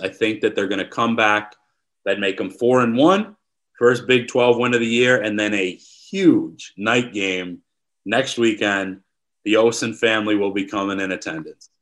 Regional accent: Wisconsin, United States; moved away; I'm from Wisconsin

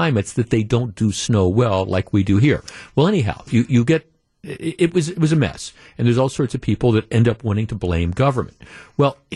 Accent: Glendale, Wisconsin, United States; I grew up in Glendale, went to Nicolet High School

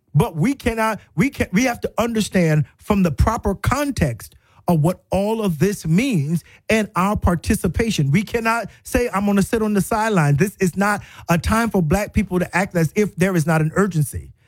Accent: South Carolina, United States; moved away as an adult; also born or lived in Florida; now in Tuscaloosa, United States; I was really from South Carolina

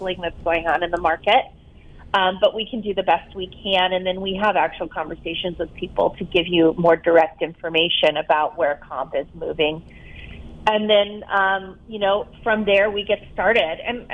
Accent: Tucson, Arizona, United States; moved away as an adult; also born or lived in Phoenix / Palm Beach, Florida; I'm from Tucson

